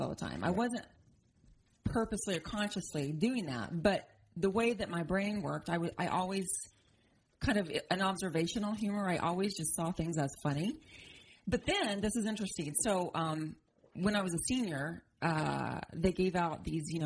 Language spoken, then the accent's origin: English; Fairview, Oklahoma, United States; I grew up in Oklahoma, tiny town near the Panhandle.